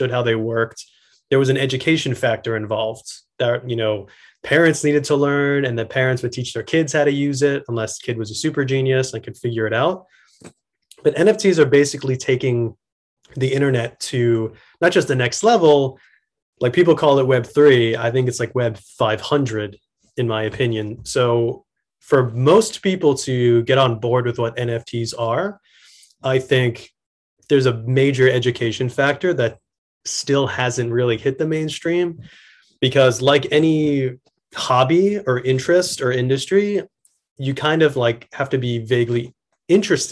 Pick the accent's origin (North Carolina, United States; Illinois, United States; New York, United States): New York, United States; New York City; I'm from Queens